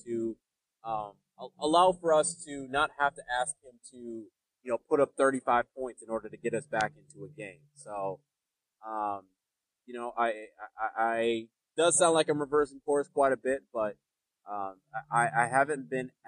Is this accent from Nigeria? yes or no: yes; Nigeria; I'm Nigerian